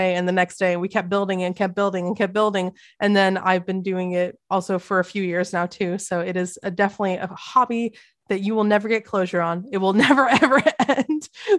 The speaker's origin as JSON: {"language": "English", "region": "England", "country": "United Kingdom", "said": "I visited my home country of England for the first time in 20 years."}